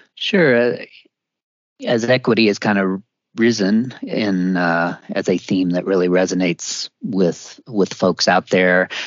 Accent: Missouri, United States; I grew up in Missouri

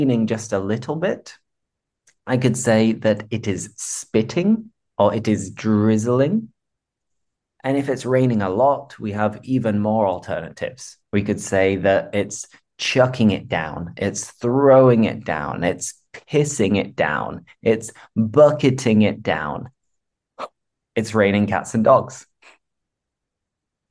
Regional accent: England, United Kingdom; moved away as an adult; also born or lived in Seville, Spain; being English, I am very familiar with rain

